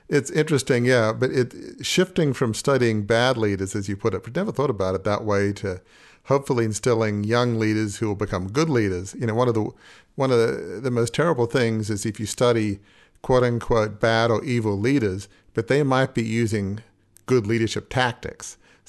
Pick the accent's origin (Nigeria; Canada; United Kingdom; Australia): Australia; now in Annapolis, United States; I've never been in the military and I'm from Australia, but I live in Annapolis